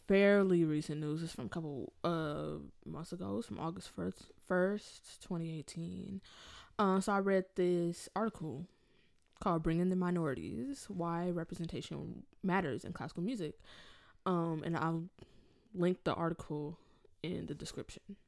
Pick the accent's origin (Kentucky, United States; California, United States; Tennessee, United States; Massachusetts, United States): California, United States; Inglewood; now in Rochester, United States; I'm from Los Angeles, California, but more specifically, more specifically, if you know like Los Angeles area, I'm from Inglewood.